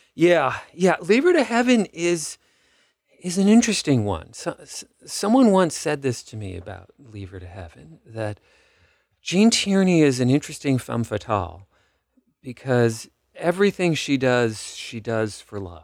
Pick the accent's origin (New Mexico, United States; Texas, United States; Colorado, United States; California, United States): California, United States; Los Angeles; moved away; I grew up in Los Angeles